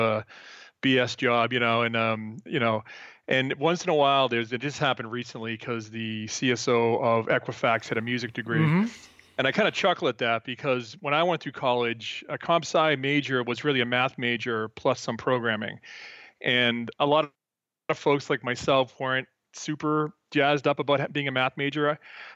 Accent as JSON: {"language": "English", "town": "Boston", "region": "Massachusetts", "country": "United States", "moved": "as an adult", "lives_now": "Peaks Island, Maine, United States", "said": "I'm from Boston originally"}